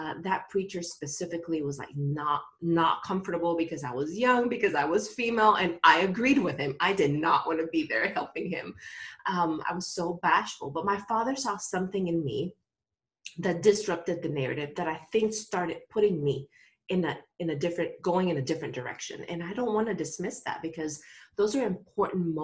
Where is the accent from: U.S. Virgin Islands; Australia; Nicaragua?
Nicaragua; moved away; I grew up in Nicaragua and I am a third generation pastor.